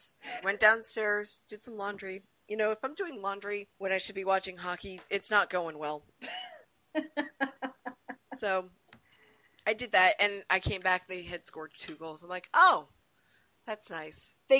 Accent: Rhode Island, United States; So I almost said, hey, I'm from Rhode Island, which would have been really dumb.

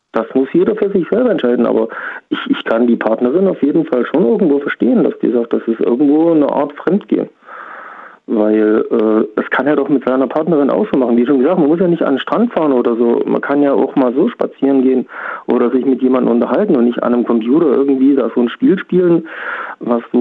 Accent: Thuringia, Germany; born there; Äh, aus Niederbach, gebürtig aus Thüringen.

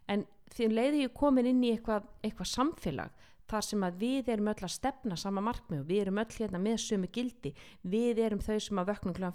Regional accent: Iceland

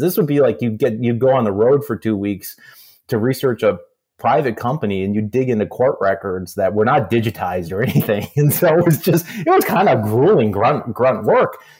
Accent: Aberdeen, South Dakota, United States; moved away; I was growing up in South Dakota

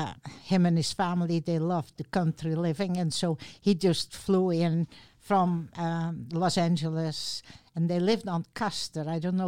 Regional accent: South Holland, Netherlands; English is a second language; now in Lynden, United States; I was born in the Netherlands, and I still remember, you know, the most memories start when Second World War started.

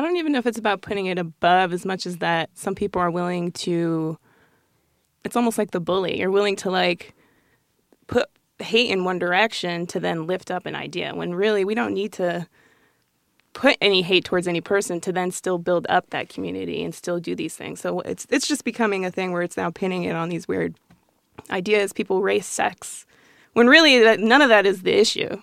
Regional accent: Colorado Springs, Colorado, United States; we grew up in this small pocket in Colorado Springs

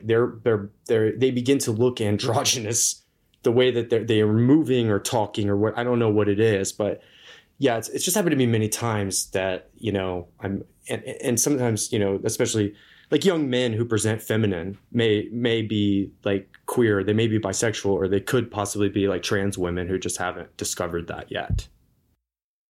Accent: Atlanta, Georgia, United States; moved away as an adult; also born or lived in Indianapolis, Indiana / Navajo Nation; now in Moab, United States; Then I lived in the metro Atlanta area for 13 years. That's where I've lived like most of my life, I'd say. That's probably the most influential place.

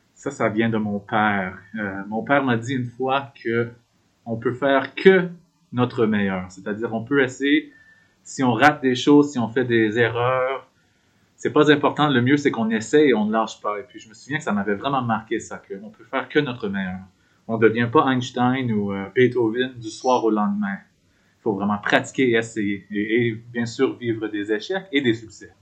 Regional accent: New Liskeard, Ontario, Canada; moved away as an adult; also born or lived in Toronto; now in Victoria, Canada; j'ai grandi dans le nord de l'Ontario, dans une petite communauté qui s'appelle New Liskeard

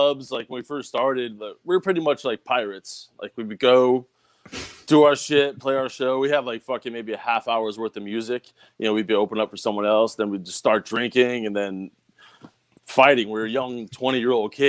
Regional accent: Bridgeport, Connecticut, United States; growing up in Bridgeport, fucking just the East Coast attitude everyone has

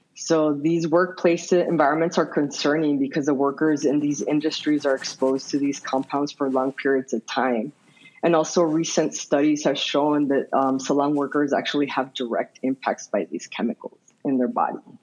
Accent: Nogales, Arizona, United States; now in Tucson, United States; I grew up in Ambos Nogales or the sister cities of Nogales, which is located in the Arizona Sonora border

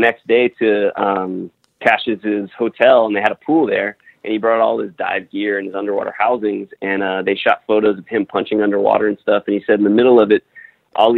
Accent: Miami, Florida, United States; moved away as an adult; also born or lived in Rochester, New York; now in Los Angeles, United States; I grew up in Miami, Florida

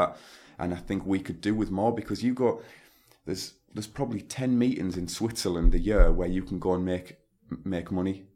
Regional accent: Stockton-on-Tees, North East England, United Kingdom; my hometown of Stockton on Tees in Teesside

